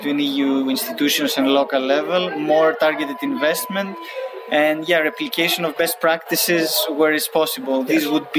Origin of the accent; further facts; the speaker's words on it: Greece; my home country, Greece